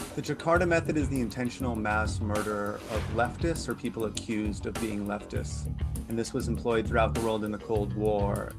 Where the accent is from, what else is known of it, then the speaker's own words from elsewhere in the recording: United States; as an American